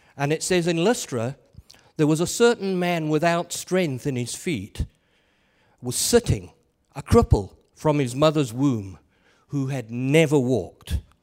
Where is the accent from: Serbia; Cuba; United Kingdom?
United Kingdom; England; I am an Englishman